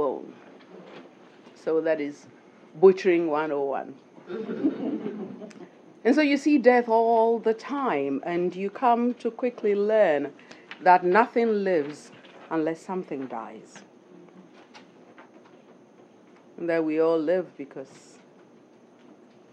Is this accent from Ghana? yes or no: yes; Ghana; moved away; I'm from Ghana